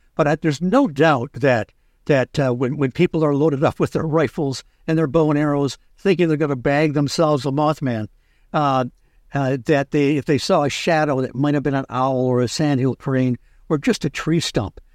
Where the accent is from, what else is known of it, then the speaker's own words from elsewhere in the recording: Michigan, United States; I grew up in Michigan